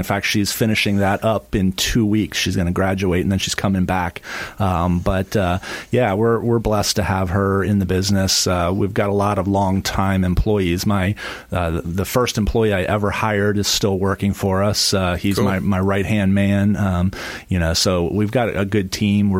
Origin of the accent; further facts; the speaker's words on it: Pennsylvania, United States; moved away as an adult; now in Florida, United States; I'm not originally from Florida. I'm not a native to here. I'm originally from the Northeast, from Pennsylvania.